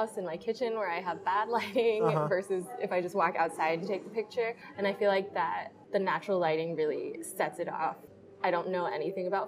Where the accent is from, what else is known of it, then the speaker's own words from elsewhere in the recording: Seattle, Washington, United States; being born and raised in Seattle